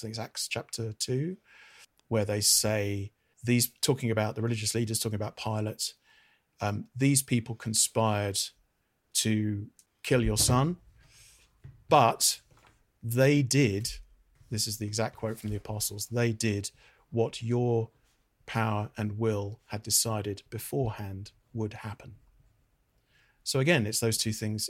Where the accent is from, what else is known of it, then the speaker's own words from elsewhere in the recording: United Kingdom; I'm a Brit.